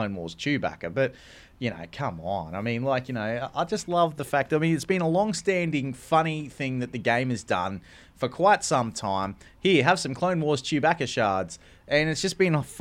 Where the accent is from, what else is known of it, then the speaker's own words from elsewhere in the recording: Australia; I'm an Australian